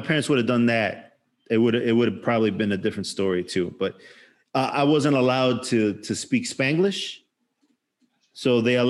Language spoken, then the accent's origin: English; Chicago, Illinois, United States; I was born in Chicago, blah, blah, blah, blah, blah, blah, blah. I'm like, oh, okay, I understand, because your accent's a little weird. My accent's, because my parents are not from the same place.